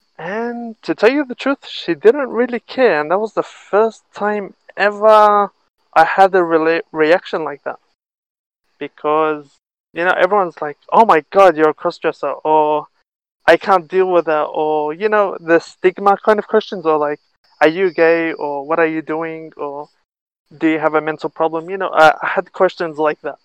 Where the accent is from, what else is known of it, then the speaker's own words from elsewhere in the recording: Australia; moved away as an adult; now in Israel; I was born and raised in Australia until I was 18 years old, 17, 18. And I moved here to Israel